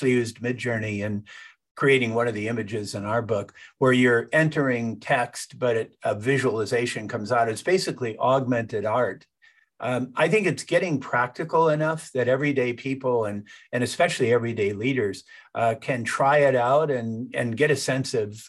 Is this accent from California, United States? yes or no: yes; California, United States; I grew up in Silicon Valley